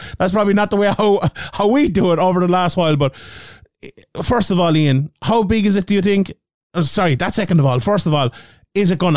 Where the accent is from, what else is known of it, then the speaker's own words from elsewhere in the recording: Ireland; being Irish guys covering the sport